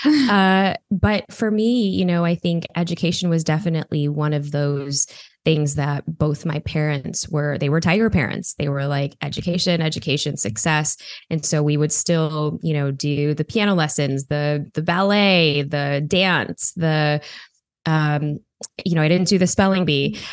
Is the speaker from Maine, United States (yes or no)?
no; Chicago, Illinois, United States; I grew up in Chicago